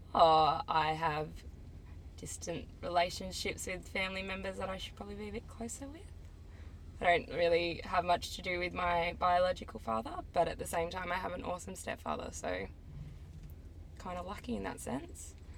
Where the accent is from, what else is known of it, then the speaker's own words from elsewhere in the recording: Melbourne, Victoria, Australia; I'm 22 from Melbourne and I am a barista